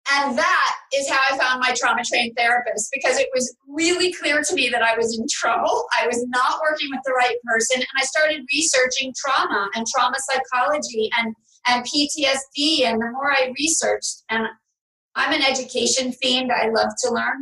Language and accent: English; New York City, New York, United States; moved away as an adult; now in Palm Beach, United States; I'm from New York City.